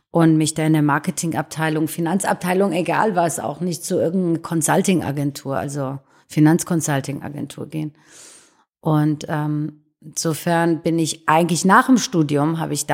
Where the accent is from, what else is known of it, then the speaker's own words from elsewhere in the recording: Iran; born there; da bin ich auch geboren im Iran